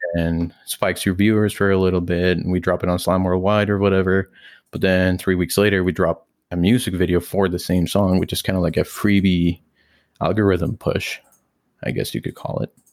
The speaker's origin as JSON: {"language": "English", "country": "Mexico", "tie": "born or raised there", "moved": "yes", "lives_now": "Canada", "said": "me growing up in Mexico"}